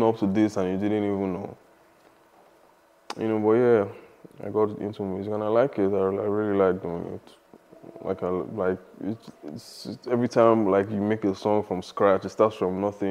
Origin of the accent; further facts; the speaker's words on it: Lagos, Nigeria; moved away as an adult; I'm from Lagos, Nigeria. I mean, I lived in Lagos, I was born in Lagos, Nigeria. I lived there for, you know, all my life, basically. And I moved here when I was 24